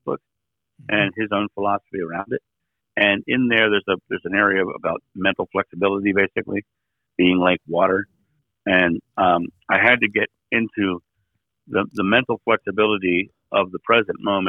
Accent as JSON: {"language": "English", "town": "Rehoboth Beach", "region": "Delaware", "country": "United States", "moved": "yes", "lives_now": "Akron, United States", "said": "I live in Akron, Ohio right now. I'm originally from Rehoboth Beach, Delaware."}